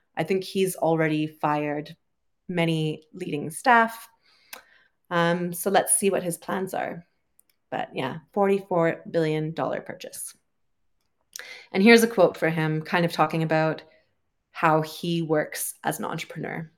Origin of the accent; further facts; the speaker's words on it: Canada; moved away as an adult; also born or lived in United Kingdom; I'm originally from Canada, uh, lived in the U K for a while, and currently I am traveling